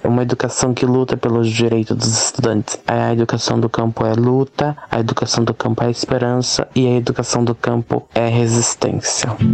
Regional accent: Adrianópolis, Paraná, Brazil; eu sou da comunidade de Mamonas, no município de Adrianópolis, Paraná

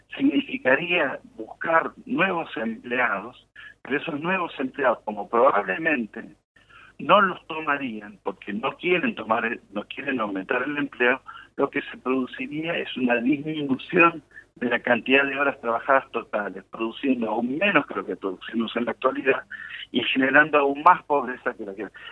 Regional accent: Argentina

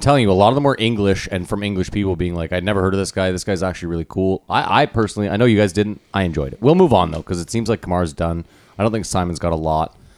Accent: Ottawa, Ontario, Canada; we're from Ottawa, where you would assume, like, oh, it's impossible to make it in comedy, but multiple people have made it out of here

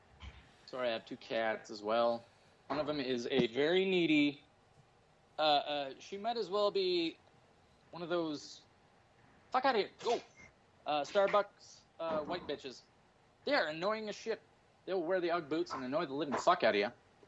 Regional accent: Canada; And then I had a gun, but we're Canadian.

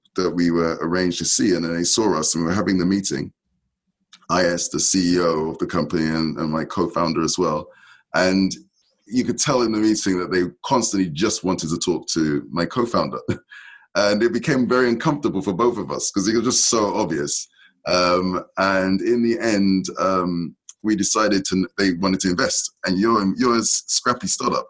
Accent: London, United Kingdom; I was born and raised in in London, in UK

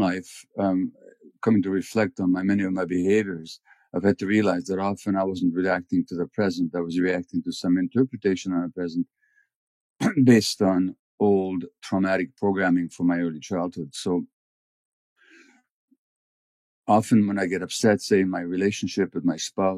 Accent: Budapest, Hungary; I was born in January 1944 in Budapest, 2 months before the Nazis occupied Hungary

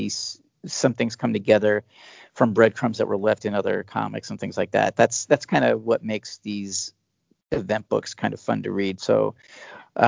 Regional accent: United States; as American comic book fans

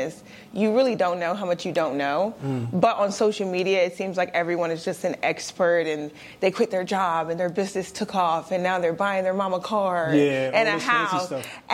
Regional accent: Delaware, United States; I'm from Delaware

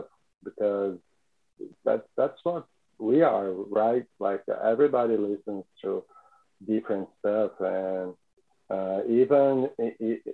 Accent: São Paulo, Brazil; we are all from Sao Paulo

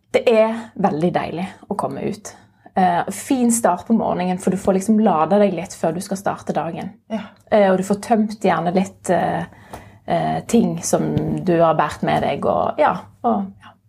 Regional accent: Florø, Vestland, Norway; now in Stavanger, Norway; kom opprinnelig fra Florø, en liten eh, by helt med kysten.

